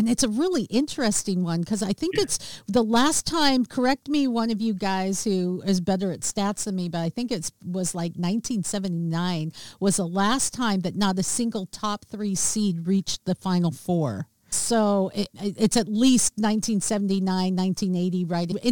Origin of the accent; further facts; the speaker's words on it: Seattle, Washington, United States; it's been in my hometown